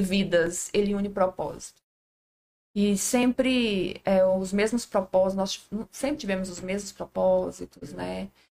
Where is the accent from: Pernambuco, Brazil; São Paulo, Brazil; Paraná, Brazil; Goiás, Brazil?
Goiás, Brazil; Nazário; eu sou de Nazário